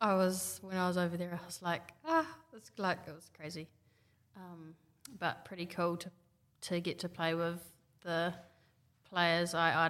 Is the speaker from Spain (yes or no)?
no; Taranaki, New Zealand; So I grew up in Taranaki